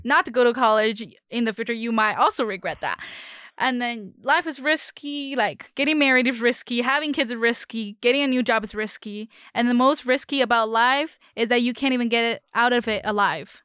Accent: China; moved away; I'm from China.

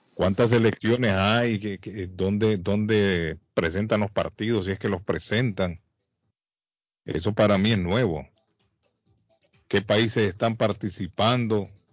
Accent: Colombia; Soy colombiano

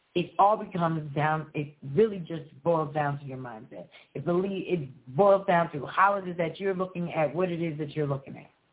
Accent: Philadelphia, Pennsylvania, United States; I'm from Pennsylvania and I'm from Philadelphia

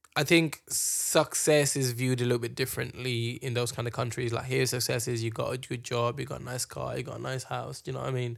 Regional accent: Kenya; moved away; we grew up in Kenya

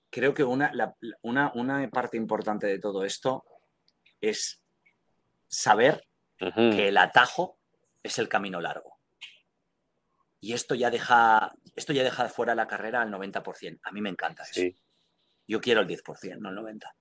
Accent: Spain; moved away; que es algo que lancé cuando salí de España.

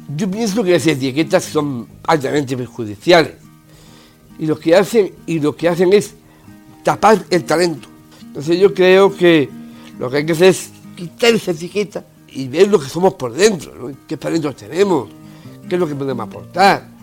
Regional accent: Málaga, Andalusia, Spain; Nací en Málaga el 5 de agosto de 1974

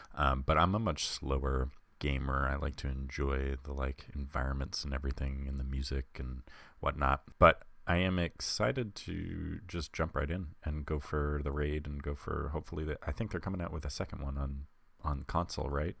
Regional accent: Long Island, New York, United States; accent: Long Island; I'm from Long Island, so I have a very particular accent

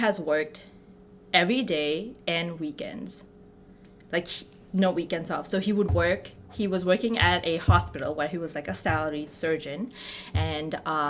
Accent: Bangladesh; moved away; my hometown, which was, like, a two-hour village away from the city that we lived in.

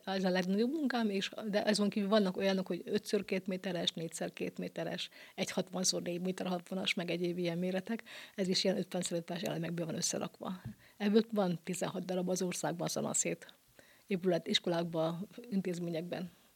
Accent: Bonyhád, Tolna, Hungary; kilencvenkettőtől Bonyhádon három évente van lehetőségem kiállítani a szülővárosomban

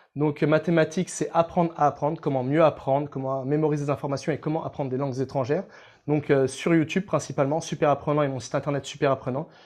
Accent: France; on est français

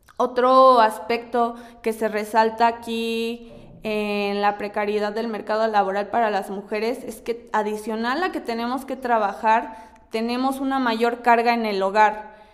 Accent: Mexico; todavía estamos expuestos como, mexicanas

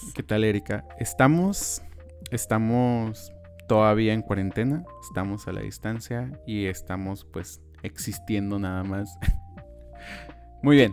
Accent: Tijuana, Baja California, Mexico; crecimos en Tijuana

